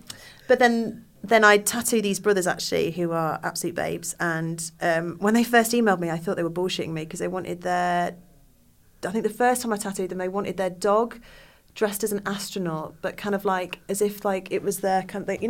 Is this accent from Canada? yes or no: no; United Kingdom; We are very British people are like, oh no, I won't make a fuss.